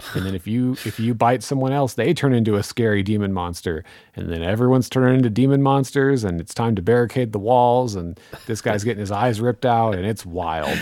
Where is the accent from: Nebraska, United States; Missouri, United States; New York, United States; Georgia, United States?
Missouri, United States; I'm from Missouri